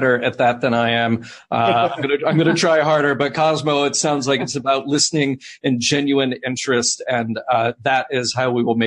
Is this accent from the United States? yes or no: yes; the South, United States; moved away; I'm from the South